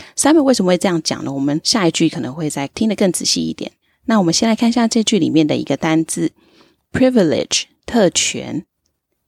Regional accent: Tainan, Taiwan; 我自己是在台南长大，然后从来没有出过国，但是一直以来都对英文非常非常的有兴趣。现在呢是在外商公司担任专案经理的工作

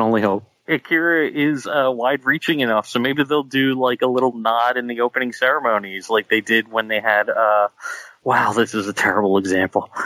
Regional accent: Philadelphia, Pennsylvania, United States; accent: Philadelphia; my Philadelphia accent.

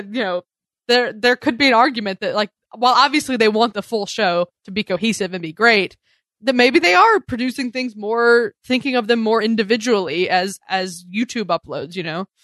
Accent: the South, United States; moved away; I'm from the South originally.

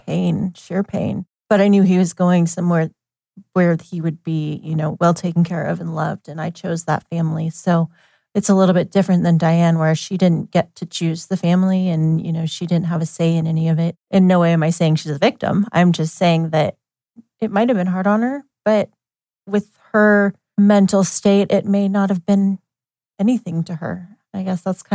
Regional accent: Eugene, Oregon, United States; I was born in Eugene.

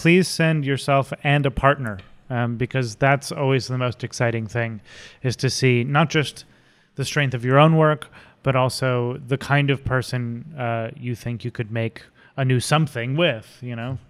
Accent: West Windsor, New Jersey, United States; also born or lived in Philadelphia, Pennsylvania / Bucks County, Pennsylvania / New York; I did actually grow up in New Jersey in a little town called West Windsor, which is across Route one from Princeton

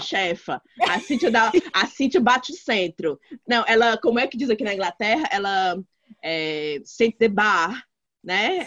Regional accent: Brazil; moved away; eu sou brasileira, Brasília

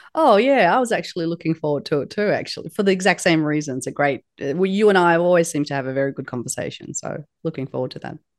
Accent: Australia; It is a uh, Turkish name that was unpronounceable by many people when, when I was raised in Australia

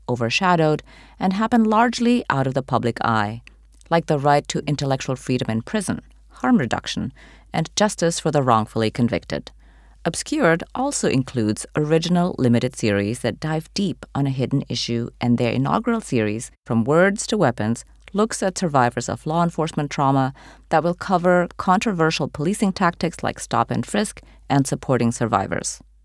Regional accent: United States; as an American

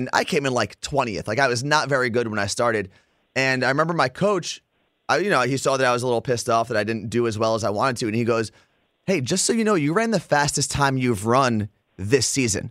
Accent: New Jersey, United States; we're both from Jersey

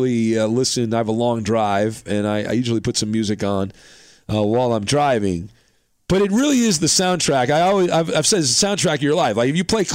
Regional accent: Orange County, California, United States; I grew up in Orange County

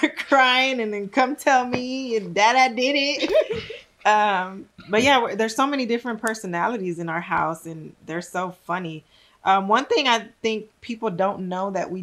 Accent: Texas, United States; I'm from Texas.

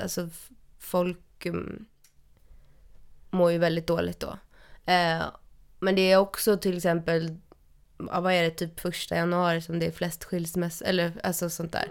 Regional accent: Stockholm, Stockholm County, Sweden; jag är ju uppvuxen i Stockholm

